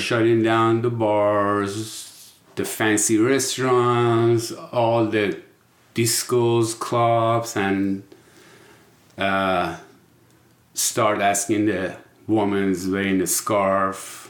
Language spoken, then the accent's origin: English; Iran; English is a second language; moved away; I was born in Iran we call ourselves Persian